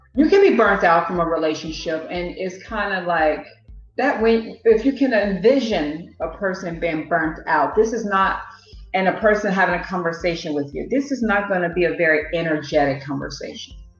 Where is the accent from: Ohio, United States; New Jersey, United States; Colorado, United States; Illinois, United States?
Illinois, United States; Chicago; moved away as an adult; now in England, United Kingdom; I'm from Chicago, Illinois, and I live in England where I've lived for the past nine years.